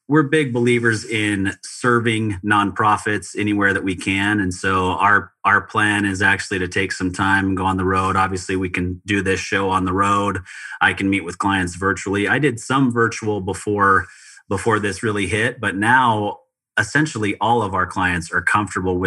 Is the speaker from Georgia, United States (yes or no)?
no; Utah, United States; now in Phoenix, United States; I grew up in Utah